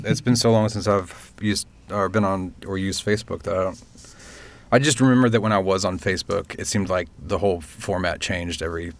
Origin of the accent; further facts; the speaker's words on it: Canada; As a Canadian, I feel like I should love him more than I do.